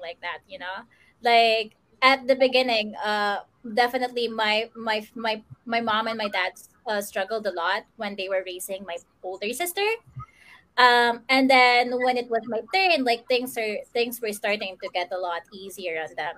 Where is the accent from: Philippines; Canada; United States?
Philippines; Central Luzon; I'm from Bulacan. I'm from the province. I'm not from Metro Manila.